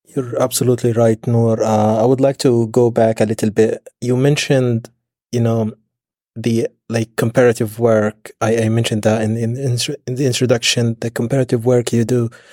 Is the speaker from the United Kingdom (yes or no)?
no; Nuseirat, Gaza Strip, Palestine; the refugee camp where I grew up in Nusayrat